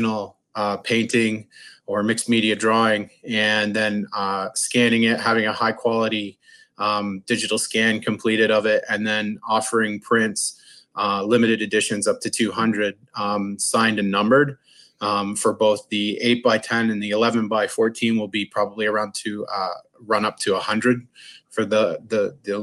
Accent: Canada; being a Canadian

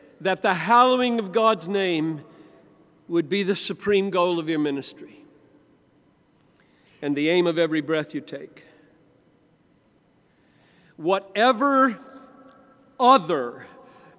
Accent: Greenville, South Carolina, United States; I grew up in the Southern Baptist Church in Greenville, South Carolina

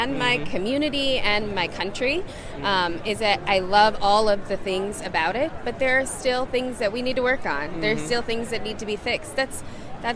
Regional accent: Kolkata, West Bengal, India; moved away; I was born in Calcutta. And when I go back, it's to Calcutta

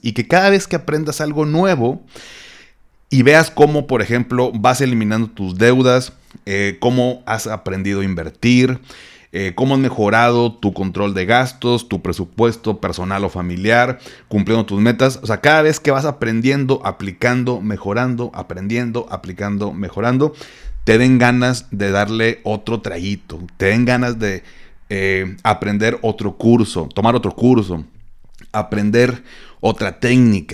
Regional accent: Monterrey, Nuevo León, Mexico; como buen regio

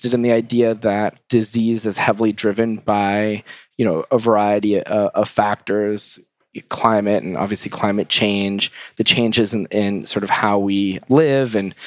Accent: Montreal, Quebec, Canada; moved away as an adult; now in Boston, United States; I'm Canadian, grew up in Montreal

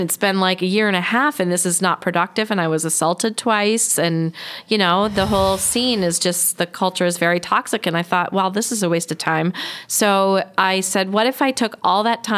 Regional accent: Grand Rapids, Michigan, United States; moved away; my hometown of Grand Rapids, Michigan

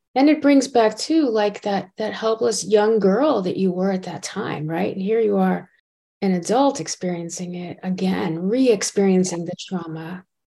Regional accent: South Florida, United States; moved away; I was originally from South Florida

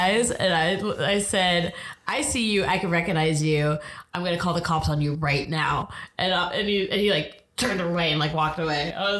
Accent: Santa Cruz, California, United States; I grew up in Santa Cruz. There's a lot of homeless people.

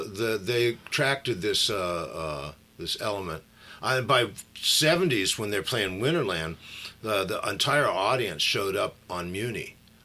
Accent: Berkeley, California, United States; Grew up is not quite the right term, but I was born and raised in Berkeley.

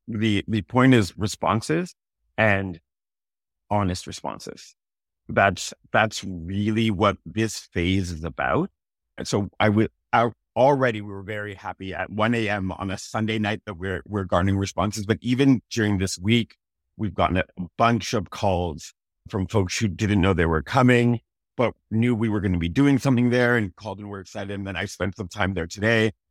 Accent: Toronto, Ontario, Canada; also born or lived in Malvern, Toronto; I grew up partly in Malvern, my parents grew up a little bit there, I was more North Scarborough than, than Malvern specifically

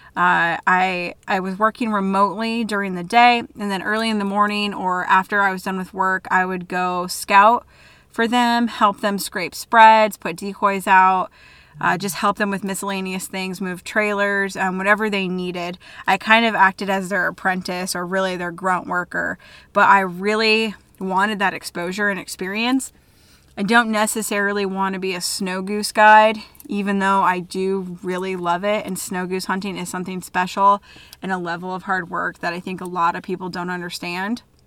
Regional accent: DeWitt, Iowa, United States; my hometown, DeWitt, Iowa

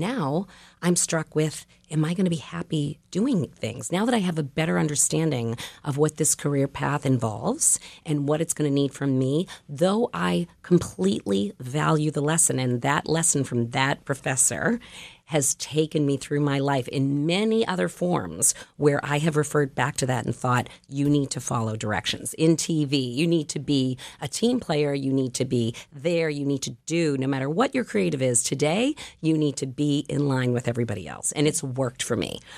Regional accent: Boston, Massachusetts, United States; I was raised in Boston

